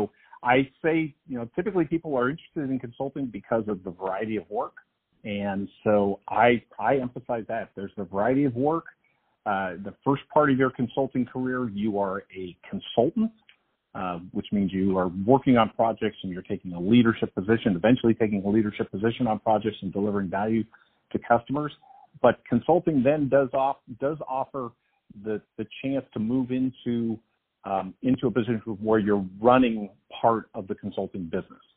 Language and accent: English; California, United States; I'm from California